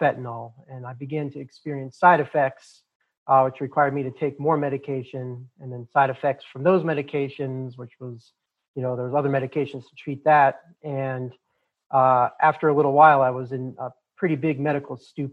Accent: Boulder, Colorado, United States; The part of the country I'm from, born and raised in Boulder, Colorado, is very liberal

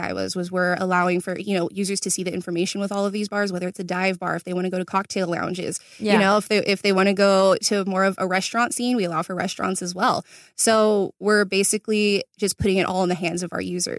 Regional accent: Chino, California, United States; born and raised in Chino, California.

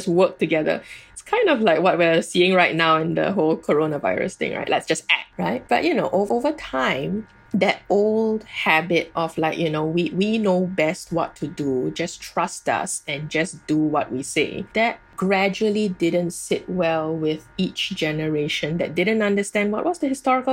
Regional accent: Singapore

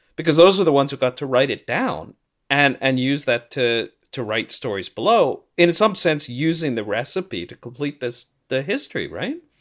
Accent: St. Louis, Missouri, United States; now in Toronto, Canada; I grew up in Saint Louis, though I'm in Toronto now

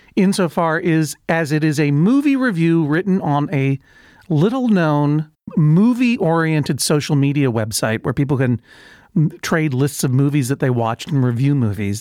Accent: Massachusetts, United States; I grew up in the Commonwealth of Massachusetts

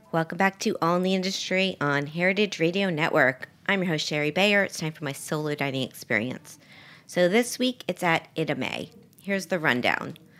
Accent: Miami, Florida, United States; moved away; I was down in Miami, which is my hometown, for Thanksgiving

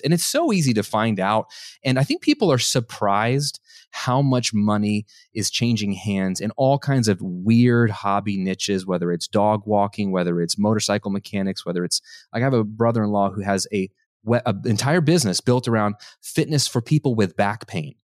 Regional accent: United States; what I was conditioned as an American to have

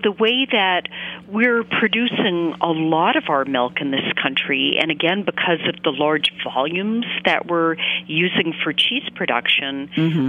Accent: Maine, United States; I grew up in Maine

